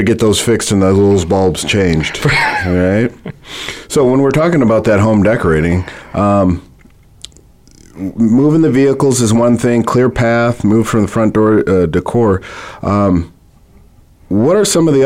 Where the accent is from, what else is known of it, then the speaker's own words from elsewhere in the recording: Minnesota, United States; moved away; I grew up in Minnesota